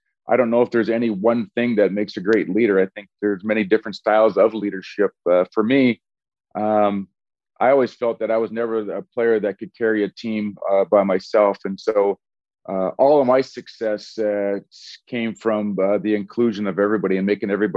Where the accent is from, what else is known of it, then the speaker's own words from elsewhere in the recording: Edmonton, Alberta, Canada; also born or lived in Portland, Oregon; we all started there when we're 18 years old in an expansion team in my hometown.